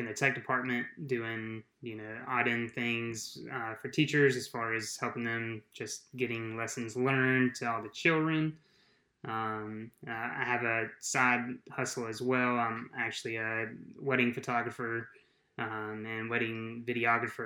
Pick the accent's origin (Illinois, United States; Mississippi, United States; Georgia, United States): Georgia, United States; South; I'm from South Georgia